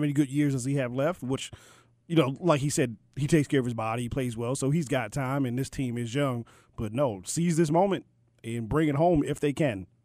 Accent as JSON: {"language": "English", "town": "Baltimore", "region": "Maryland", "country": "United States", "tie": "born or raised there", "said": "I was born and raised in Baltimore, but the roots go back to to the N"}